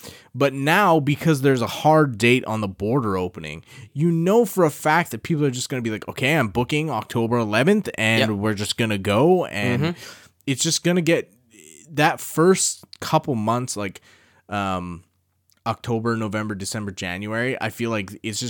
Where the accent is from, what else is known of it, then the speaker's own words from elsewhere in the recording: India; I'm Indian. I speak English.